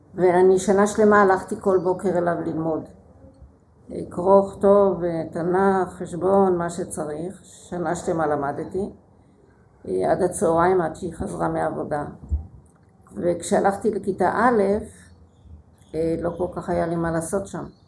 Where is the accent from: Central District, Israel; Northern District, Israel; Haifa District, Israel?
Haifa District, Israel; Haifa; now in Beersheba, Israel; הפעילות החברתית שבקריית חיים הייתה